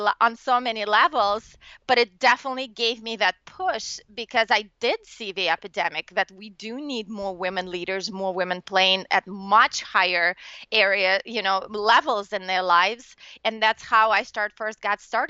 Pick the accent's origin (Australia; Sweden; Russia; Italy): Russia; moved away; I'm from Russia originally